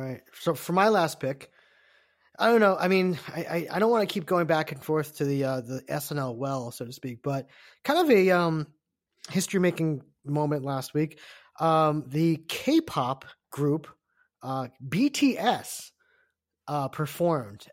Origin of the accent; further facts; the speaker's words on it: United States; I'm Korean American